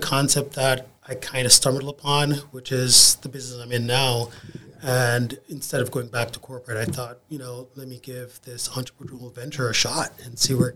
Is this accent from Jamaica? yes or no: yes; Kingston, Jamaica; moved away as an adult; also born or lived in South Florida; now in Tampa, United States; So I grew up in Kingston, Jamaica, and I spent my first 22 years there.